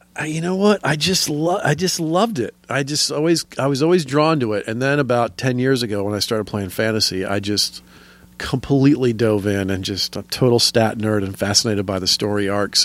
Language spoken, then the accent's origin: English; Atlanta, Georgia, United States; moved away as an adult; also born or lived in Florida / Athens, Georgia / Los Angeles; now in New York, United States; I'm mostly a Georgia boy. I grew up in suburban Atlanta most of my life